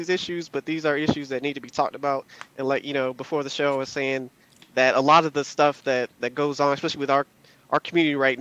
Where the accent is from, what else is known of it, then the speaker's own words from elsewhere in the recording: Virginia, United States; also born or lived in North Carolina; I was born in North Carolina, raised in Virginia, close to the D.C. area